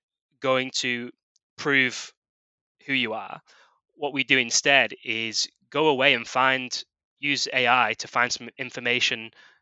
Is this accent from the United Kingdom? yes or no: yes; United Kingdom; moved away as an adult; also born or lived in Australia / San Francisco; originally from the UK, you can probably tell by my accent